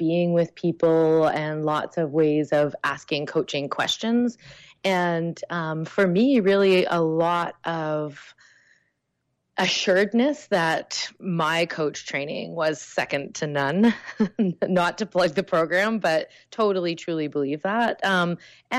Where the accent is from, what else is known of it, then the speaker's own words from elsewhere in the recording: Canada; I am Canadian.